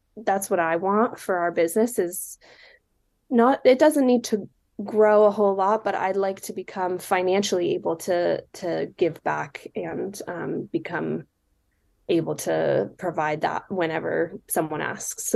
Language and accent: English; Silicon Valley, California, United States; now in Seattle, United States; I live in Seattle, but I grew up in the Silicon Valley in California